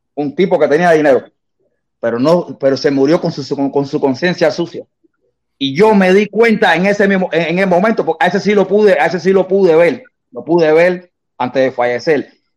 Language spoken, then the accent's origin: Spanish; Cuba; moved away; yo sí salí de Cuba